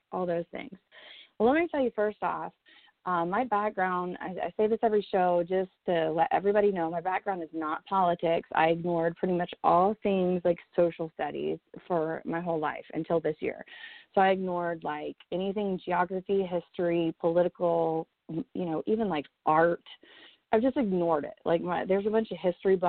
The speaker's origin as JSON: {"language": "English", "region": "the South", "country": "United States", "tie": "born or raised there", "first_language": "English", "said": "I was born and raised in the South"}